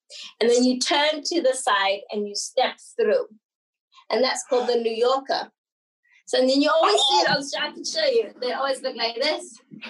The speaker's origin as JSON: {"language": "English", "town": "Mabopane", "region": "Gauteng", "country": "South Africa", "tie": "born or raised there", "first_language": "English", "said": "I was born in Mabopane in South Africa. That's a little township outside of Pretoria. So Pretoria is the capital city of South Africa. I was born in a little township outside of it called Mabopane."}